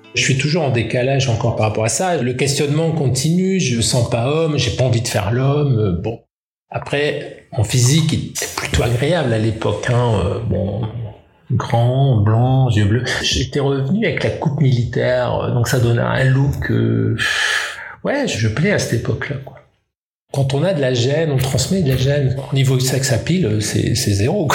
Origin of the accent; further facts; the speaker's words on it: Roubaix, Hauts-de-France, France; Je suis né à Roubaix, donc une ville ouvrière, une ville à problème, et une ville attachante une ville de brassage